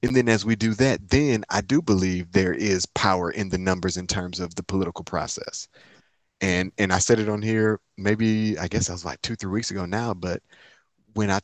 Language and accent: English; Inkster, Michigan, United States; moved away as an adult; also born or lived in Atlanta, Georgia; now in Nashville, United States; I'm from Inkster, Michigan. Inkster is a small city outside of Detroit.